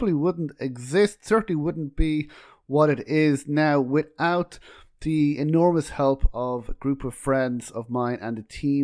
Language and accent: English; Ireland; We're both Irish